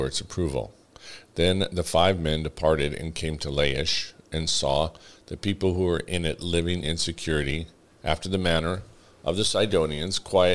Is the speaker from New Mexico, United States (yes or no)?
yes; New Mexico, United States; I come from New Mexico